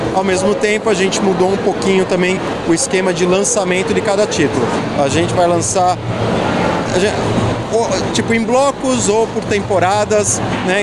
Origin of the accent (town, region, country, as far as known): Brazil